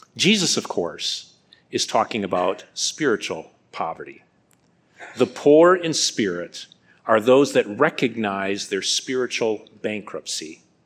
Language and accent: English; Midwest, United States; moved away as an adult; also born or lived in North Carolina; I'm a Midwestern boy